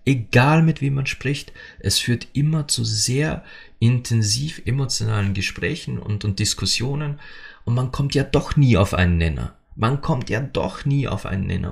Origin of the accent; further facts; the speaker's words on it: Austria; bei uns in Österreich